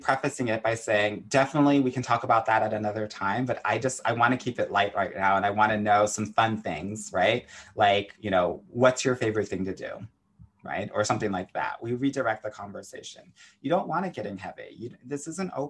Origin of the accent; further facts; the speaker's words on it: Southern California, United States; I was a competitive tennis player growing up in Southern California.